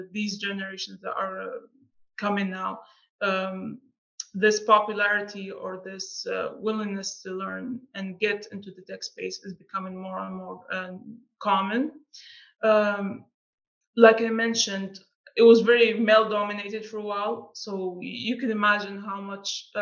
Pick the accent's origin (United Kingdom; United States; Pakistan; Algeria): Algeria; being from Algeria, it's not the most well-known country. Sometimes you talk to people and you say, I'm from Algeria